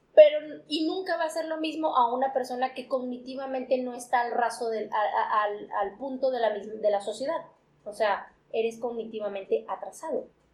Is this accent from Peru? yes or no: no; Mexico; somos mexicanos